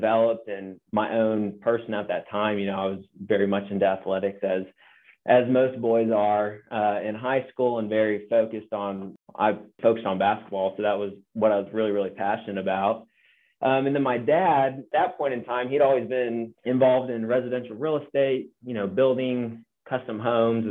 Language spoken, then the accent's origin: English; Central Coast, California, United States; also born or lived in Seattle, Washington; born in Seattle area, and then my family moved to California as my parents, actual pastors of a church on the Central Coast there for over 7 years. And so most of my boyhood in my world that I knew was centered around kind of that agricultural community